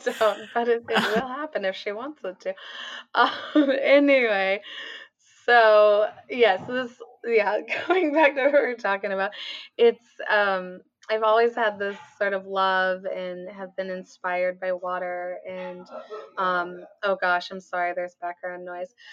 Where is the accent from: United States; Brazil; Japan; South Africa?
United States; Portland, Oregon; also born or lived in California; I grew up in the Portland metro area